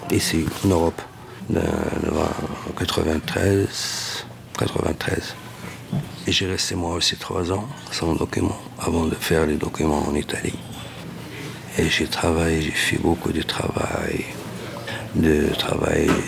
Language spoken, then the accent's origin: French; Morocco; Moi je suis Marocain … je suis venu de l'italie euh, j'ai passé de luxembourg pour aller en belgique